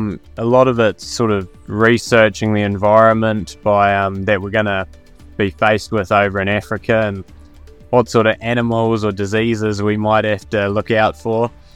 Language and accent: English; Eastern Southland, New Zealand; I'm from Eastern Southland